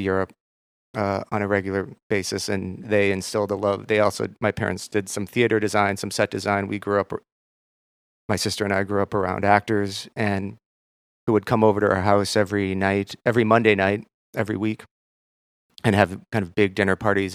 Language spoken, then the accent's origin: English; Minneapolis, Minnesota, United States; moved away; also born or lived in Maine; I'm from Minneapolis